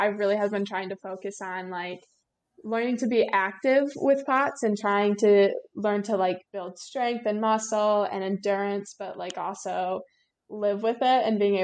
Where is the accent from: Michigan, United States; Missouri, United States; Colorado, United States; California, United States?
Michigan, United States; Traverse City; I'm from Traverse City, Michigan, so pretty far up north in the state. And I'm a senior in high school this year